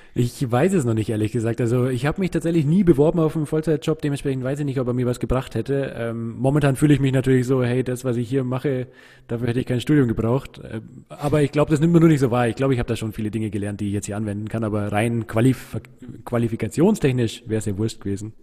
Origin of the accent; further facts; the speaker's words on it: Munich, Bavaria, Germany; wir sind in München in Perlach aufgewachsen. Also ich bin in Neuperlach geboren und in Neuperlach zur Schule gegangen